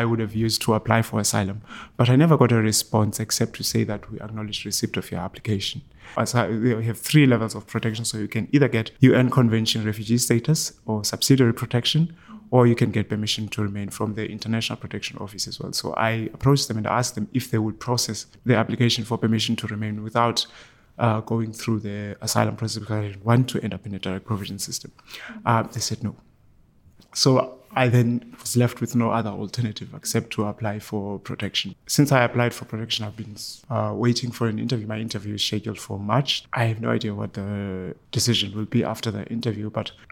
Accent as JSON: {"language": "English", "region": "Eastern Cape", "country": "South Africa", "tie": "born or raised there", "moved": "as an adult", "lives_now": "Ireland", "said": "I was born in the Eastern Cape in South Africa"}